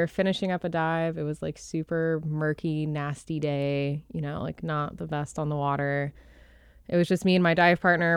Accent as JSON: {"language": "English", "area": "outside of Dallas", "region": "Texas", "country": "United States", "tie": "born or raised there", "moved": "yes", "lives_now": "Jupiter, United States", "said": "outside of Dallas in Texas"}